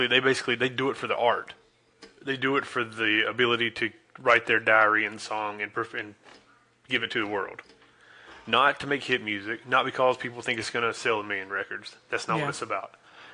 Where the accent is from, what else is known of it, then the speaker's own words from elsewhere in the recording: Charlotte, North Carolina, United States; We're from the Charlotte area, if people that don't know.